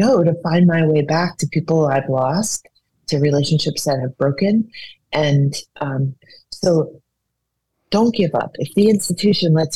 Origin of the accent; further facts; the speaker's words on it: Hawaii, United States; moved away; also born or lived in New Orleans; I'm from Hawaii, which is an island and a tropical paradise